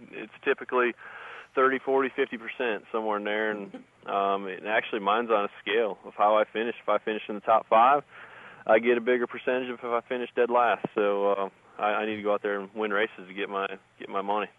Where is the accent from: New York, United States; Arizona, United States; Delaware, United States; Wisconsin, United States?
Wisconsin, United States; moved away; I grew up in Wisconsin